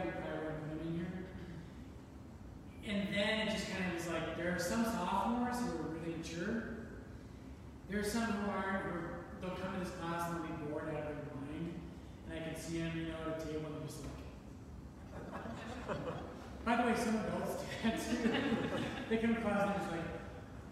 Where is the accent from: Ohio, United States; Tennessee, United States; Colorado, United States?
Colorado, United States; I grew up in Colorado